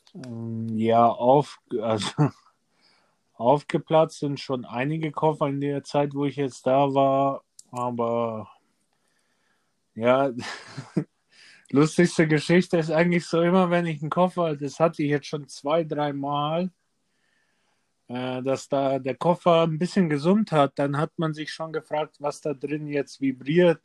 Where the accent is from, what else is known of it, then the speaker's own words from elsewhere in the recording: Erding, Bavaria, Germany; also born or lived in Serbia; now in Ebersberg, Germany; ich bin in Erding geboren, mhm. bin aber dann zu meiner Oma runter nach Serbien